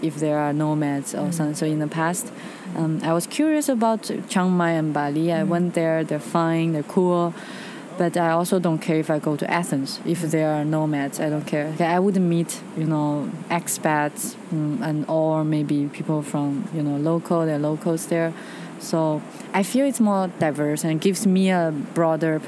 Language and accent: English; China; moved away; I'm from China